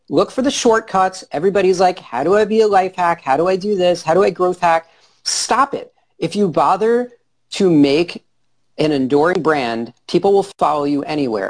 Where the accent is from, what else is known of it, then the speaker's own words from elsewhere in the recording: New York, United States; I'm from New York